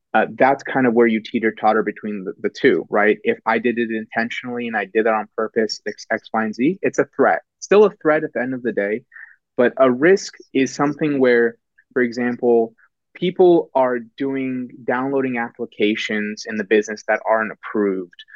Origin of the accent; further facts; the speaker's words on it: Bay Area, Silicon Valley, Northern California, United States; born born and raised in California, Northern California, pretty much Bay Area, um, Silicon Valley, and and uh, really haven't moved since